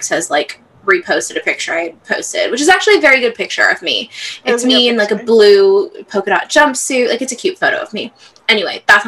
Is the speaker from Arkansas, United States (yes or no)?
no; Southern California, United States; I'm from Southern California. We don't get humid. We don't do humid here